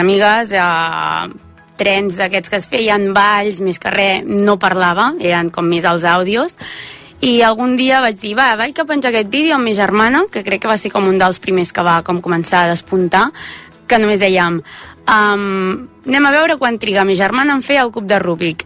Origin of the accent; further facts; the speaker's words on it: Manresa, Catalonia, Spain; accent: Central Catalan; jo sóc de Manresa